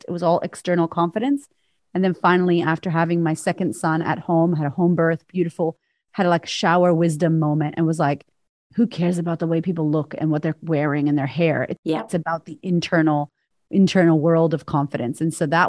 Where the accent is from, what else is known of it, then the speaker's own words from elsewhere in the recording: Boston, Massachusetts, United States; moved away as an adult; also born or lived in Florida; now in Australia; And I grew up in Boston.